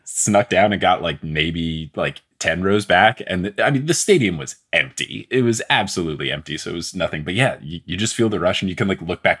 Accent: New Jersey, United States; now in New York, United States; I'm from Jersey and I live in New York now.

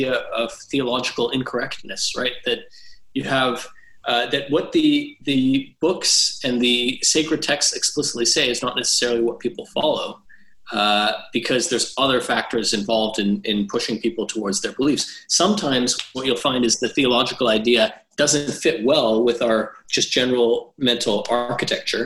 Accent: Canada; Muslim community I grew up in Canada

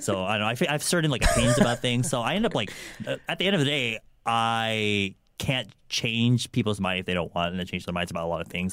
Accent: California, United States; born or raised there; also born or lived in Guam / Philippines

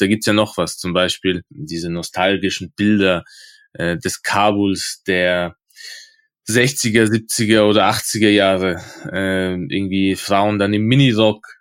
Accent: Innsbruck, Tyrol, Austria; also ich bin ja aus Innsbruck

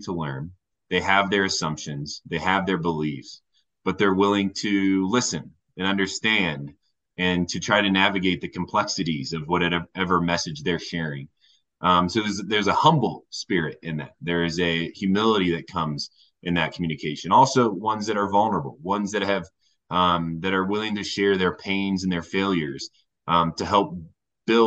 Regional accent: Warsaw, Indiana, United States; moved away as an adult; now in Golden, Colorado, United States; I'm originally from Indiana, Northern Indiana, an amazing town called Warsaw, Indiana

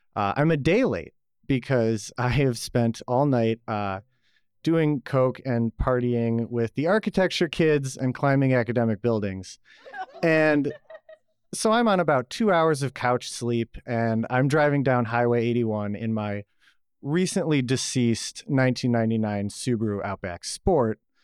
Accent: Buffalo, New York, United States; now in Atlanta, United States; I was born in Buffalo, New York, uh, the land of plenty.

